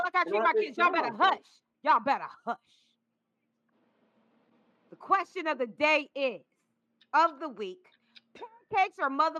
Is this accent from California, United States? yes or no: yes; California, United States; I'm really from Cali